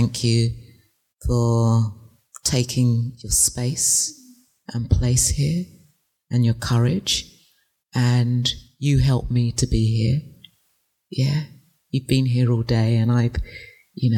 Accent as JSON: {"language": "English", "region": "England", "country": "United Kingdom", "tie": "born or raised there", "moved": "yes", "said": "I grew up in England"}